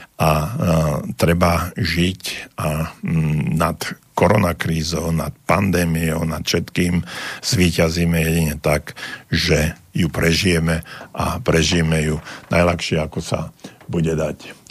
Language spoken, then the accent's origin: Slovak; Slovakia; sme Slováci taký holubičí národ